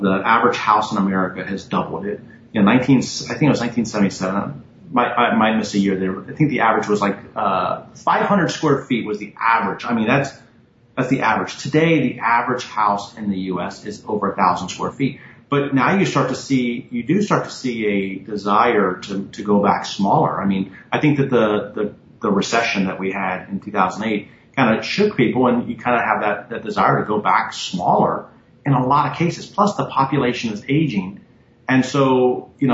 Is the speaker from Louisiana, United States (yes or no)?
no; Tampa, Florida, United States; I grew up in Tampa